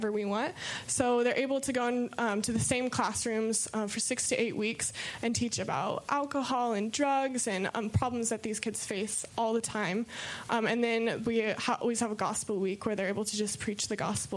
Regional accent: United States; I'm from America

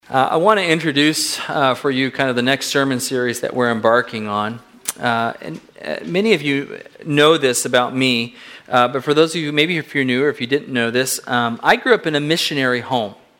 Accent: Southern California, United States; my parents were missionaries in Southern California

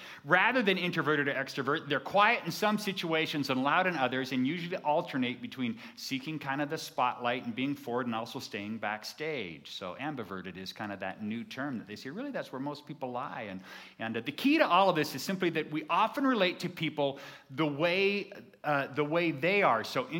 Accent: California, United States; I came from Southern California, and there was a church in our area that called themselves the Friendly Church.

